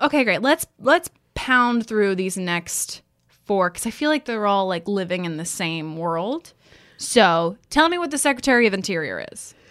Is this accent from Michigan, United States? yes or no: no; Texas, United States; I grew up in Texas